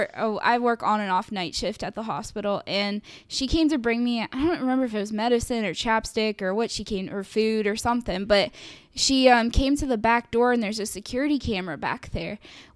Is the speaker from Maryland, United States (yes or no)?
yes; Oakland, Maryland, United States; Oakland, my hometown